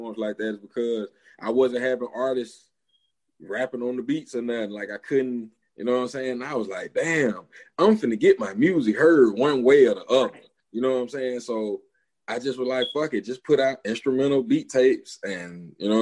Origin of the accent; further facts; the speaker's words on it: Gaston, Alabama, United States; accent: southern; I'm from Alabama. I'm from Gaston, Alabama.